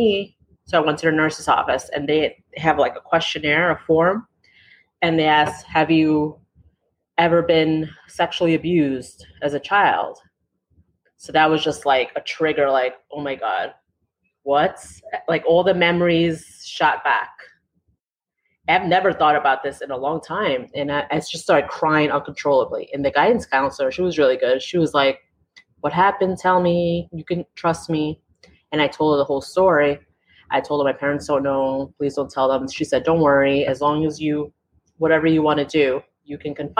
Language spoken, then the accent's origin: English; New York City, New York, United States; first language English; I was born and raised in New York City in Queens, worked in Manhattan all my life